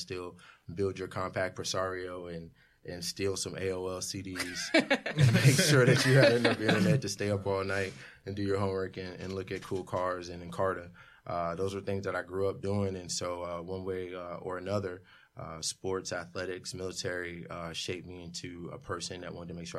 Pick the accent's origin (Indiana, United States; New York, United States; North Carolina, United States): North Carolina, United States; Fayetteville; growing up in Fayetteville, North Carolina